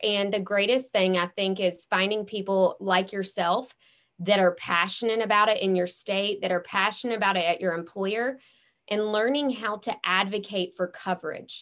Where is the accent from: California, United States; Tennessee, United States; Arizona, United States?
Tennessee, United States; Memphis; I'm from Memphis, Tennessee